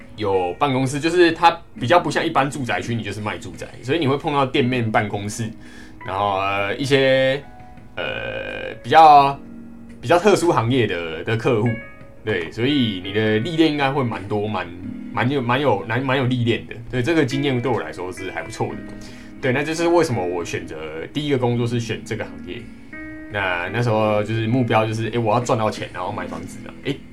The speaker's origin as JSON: {"language": "Chinese", "town": "Kaohsiung", "country": "Taiwan", "moved": "as an adult", "lives_now": "Taipei, Taiwan", "said": "我是高雄人，那，那时候在台中念书"}